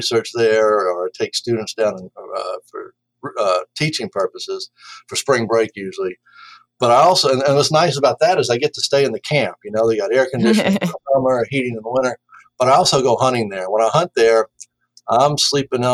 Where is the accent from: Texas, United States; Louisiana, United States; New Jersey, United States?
Louisiana, United States; New Orleans; I grew up in New Orleans and went to UNO